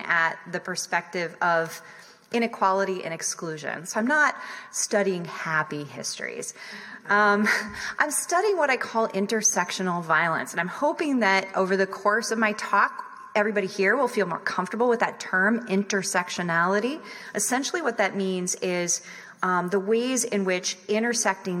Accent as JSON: {"language": "English", "region": "southwestern Virginia", "country": "United States", "tie": "born or raised there", "said": "I grew up mostly in the South, and I grew up around guns. I lived most of my young life in Virginia, in southwestern Virginia primarily"}